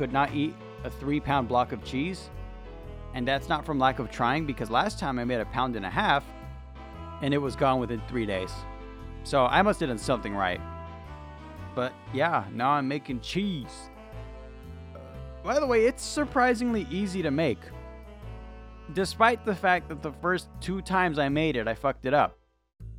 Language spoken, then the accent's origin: English; California, United States; I'm from California